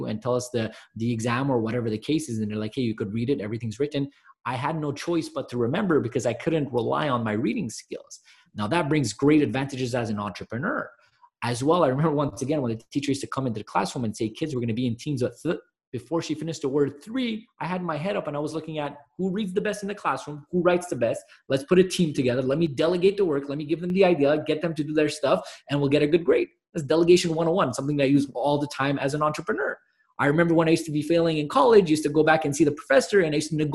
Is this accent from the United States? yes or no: no; Montreal, Quebec, Canada; I'm actually from Montreal, Canada